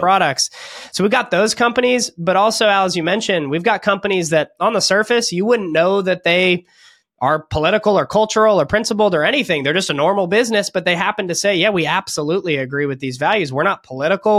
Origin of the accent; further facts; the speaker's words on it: California, United States; moved away as an adult; now in Florida, United States; I'm from California, but we actually just escaped California